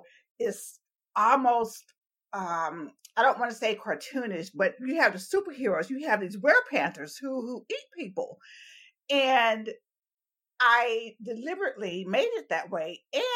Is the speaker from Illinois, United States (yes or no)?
no; Talladega, Alabama, United States; moved away; also born or lived in Berkeley, California; I was born and raised in Talladega, Alabama.